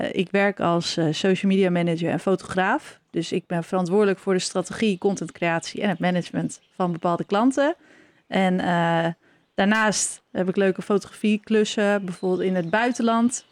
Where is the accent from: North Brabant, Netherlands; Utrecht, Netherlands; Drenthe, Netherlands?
Drenthe, Netherlands; Norg; we zitten hier nu in het huis waar ik ben opgegroeid, in Norg